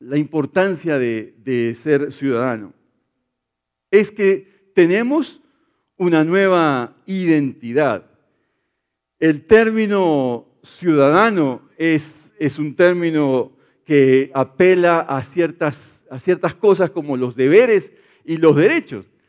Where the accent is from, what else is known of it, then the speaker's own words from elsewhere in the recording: Brazil; now in Colombia; en mi país sí, en Brasil